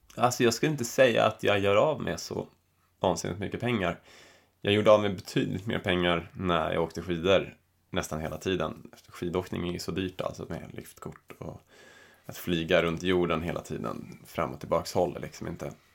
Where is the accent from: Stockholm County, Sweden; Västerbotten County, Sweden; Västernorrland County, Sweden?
Stockholm County, Sweden; Stockholm; moved away as an adult; also born or lived in Täby / Bali; now in Chamonix, France; hemma i Stockholm